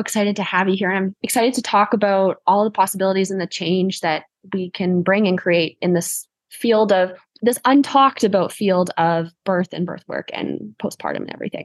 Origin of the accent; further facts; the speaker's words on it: Canada; I'm your Canadian host